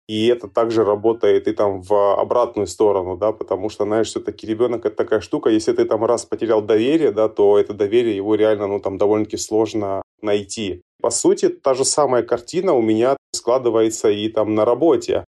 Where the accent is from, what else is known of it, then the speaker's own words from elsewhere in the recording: Georgia; moved away; я сам родился и вырос в Грузии